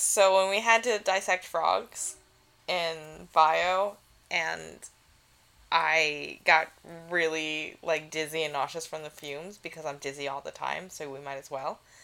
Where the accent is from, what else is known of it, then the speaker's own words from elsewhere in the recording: New York City, New York, United States; I'm from New York City